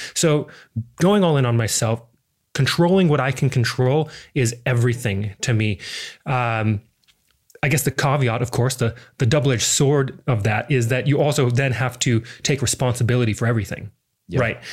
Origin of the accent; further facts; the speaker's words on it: Missoula, Montana, United States; moved away as an adult; now in Adelaide, Australia; I am originally from Missoula, Montana. Not a lot of people come from Montana. I think the whole state, it's like the fourth largest state, and I think we still have less than a million people in that entire state. It's crazy, but beautiful little town that I grew up in.